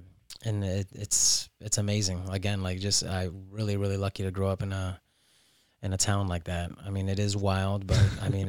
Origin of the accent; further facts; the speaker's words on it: Miami, Florida, United States; also born or lived in Lima, Peru; I was born in Lima, and then my parents brought me to Miami, and you know, we traveled back and forth a lot because my grandparents were living there